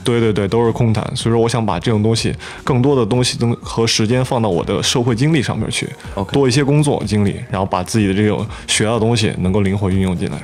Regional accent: Qingchuan, Sichuan, China; 我们家新现在是在，呃，广元青川这边，就是以前老房子，因为我外婆还有我，我母亲都是那出生的，我也是那出生的，户口也在那边

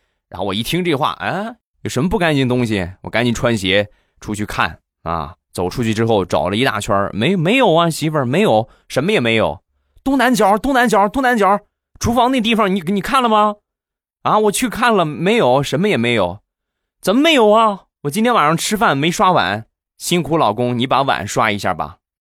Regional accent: Rizhao, Shandong, China; 我们家乡的特产，日照绿茶

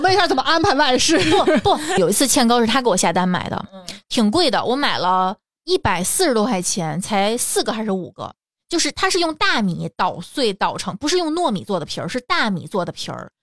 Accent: Tianjin, China; 因为咱们天津人都不这么吃

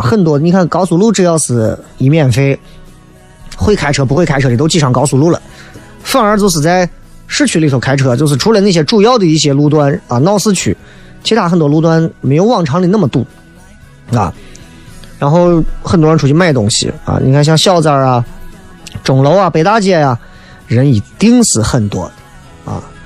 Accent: Xi'an, Shaanxi, China; 作为一个西安人来讲，还真的很难解释

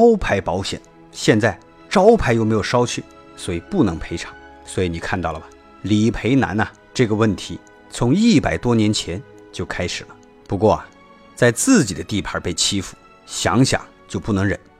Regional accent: China; 作为中国人，

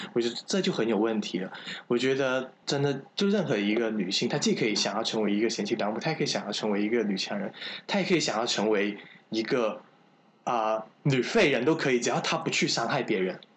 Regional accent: Guangdong, China; 我老家是潮汕的

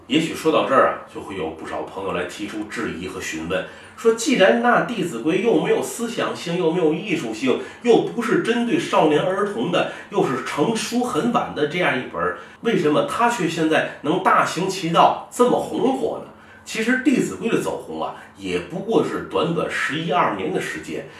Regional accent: China; 我们中国人

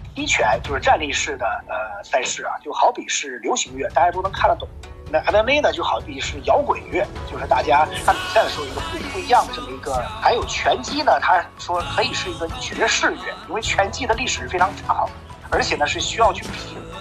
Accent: Zhengzhou, Henan, China; 我呢是河南郑州人，呃，因为我的家呢也是在这个，呃，体育区旁边，从小就看他们武术队啊、散打队啊

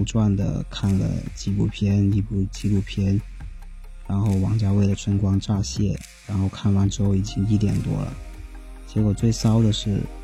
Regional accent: Guangdong, China; moved away as an adult; now in Beijing, China; 我想离开我的家乡去别的地方看看

